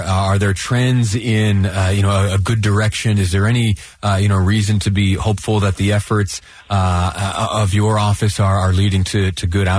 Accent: Utah, United States; As a Utahan, thank you. As an American, thank you.

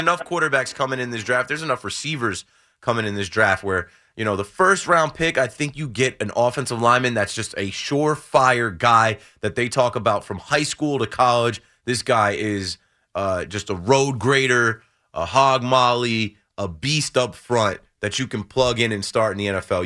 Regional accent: Ocean Township, New Jersey, United States; born or raised there

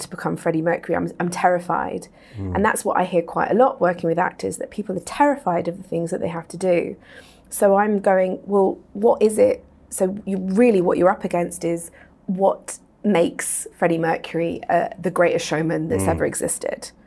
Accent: England, United Kingdom; I'm from England, worked in London in theatre

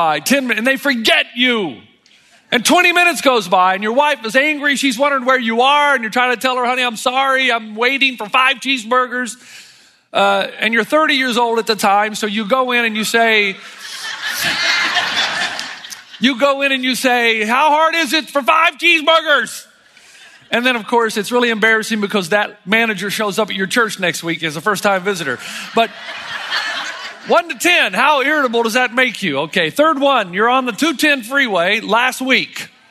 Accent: Tennessee, United States; moved away as an adult; I was born and raised in Tennessee. I hadn't lived there much since I was 18

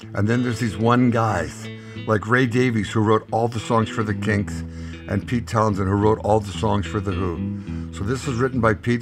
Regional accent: Canada; born north of the 49 and live north of the 49

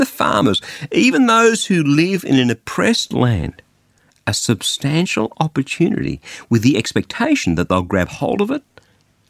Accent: Australia; I'm an Australian and not an Afghani, Albanian, Algerian, Angolan, Armenian, or anything else

